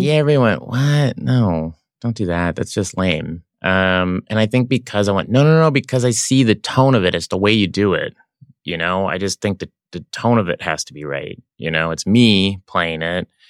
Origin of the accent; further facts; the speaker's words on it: Oklahoma, United States; moved away; also born or lived in Los Angeles; growing up in Oklahoma